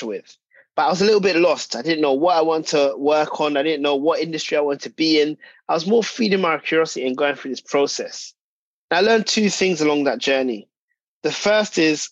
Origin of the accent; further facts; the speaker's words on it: London, United Kingdom; I'm a British-born Ghanaian by heritage, grew up in North London